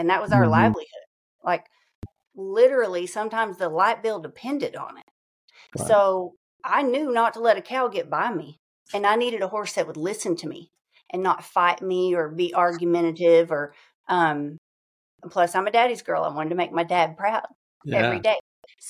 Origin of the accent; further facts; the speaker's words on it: East Texas, United States; definitely my roots are founded in East Texas. I grew up on a large working ranch